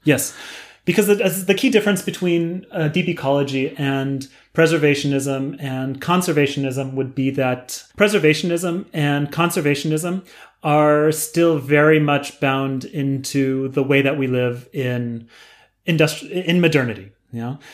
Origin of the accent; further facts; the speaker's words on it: San Diego, California, United States; I grew up in San Diego in California.